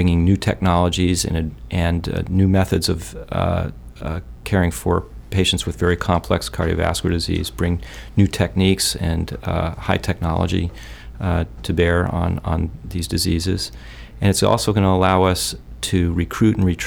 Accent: Maine, United States; growing up in Maine

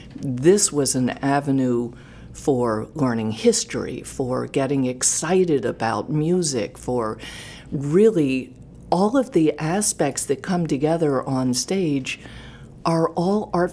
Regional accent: Contoocook, New Hampshire, United States; moved away as an adult; also born or lived in Boston / Portland, Maine; I grew up in Contoocook, New Hampshire

